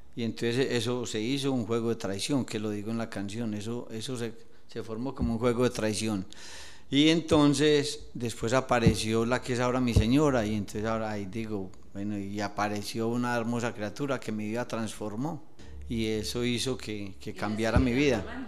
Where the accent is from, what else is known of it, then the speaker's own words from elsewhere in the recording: Medellín, Antioquia, Colombia; moved away as an adult; now in Villa del Rosario, Colombia; Yo soy de Medellín, Antioquia, de un barrio llamado Las Palmas